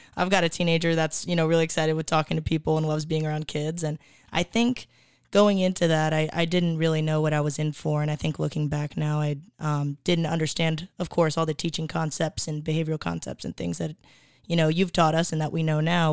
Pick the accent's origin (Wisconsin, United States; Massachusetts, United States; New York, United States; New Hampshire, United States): Wisconsin, United States; Appleton; now in Austin, United States; when I grew up there, it was, it was a medium to smaller town